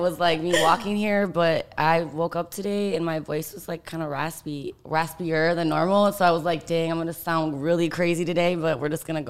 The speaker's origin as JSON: {"language": "English", "region": "Michigan", "country": "United States", "also_born_or_lived": "Miami", "moved": "as an adult", "said": "I'm actually from Michigan. Okay. Yeah. So I'm like a Midwest girl. And I went to college in Miami"}